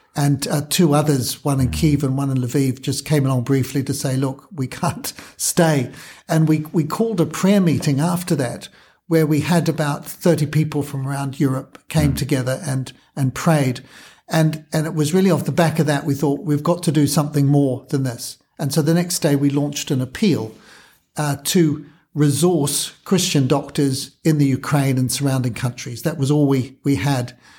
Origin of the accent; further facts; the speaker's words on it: New Zealand; moved away as an adult; also born or lived in Kenya; now in United Kingdom; I'm a Kiwi, trained in New Zealand